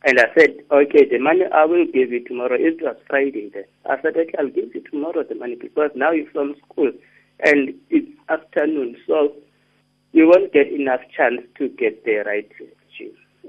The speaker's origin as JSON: {"language": "English", "town": "King William's Town", "region": "Eastern Cape", "country": "South Africa", "moved": "yes", "said": "I'm from King Williamstown"}